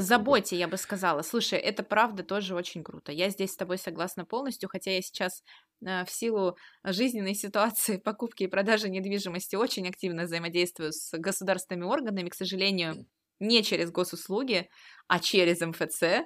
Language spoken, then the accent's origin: Russian; Russia; мы с вами родились в России и живем здесь